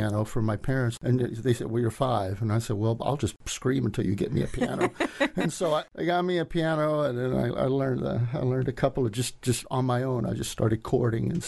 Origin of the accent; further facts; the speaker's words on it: Ganado, Texas, United States; moved away as an adult; also born or lived in Dallas, Texas / Alaska; now in Springfield, United States; I was born on the Gulf Coast near Houston, basically. It's about 90 miles south of there. It's a place called Ganado, Texas